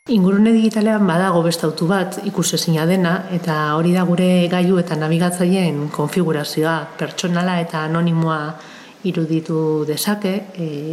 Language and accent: Basque; Eibar, Basque Country, Spain; ni eibartarra naiz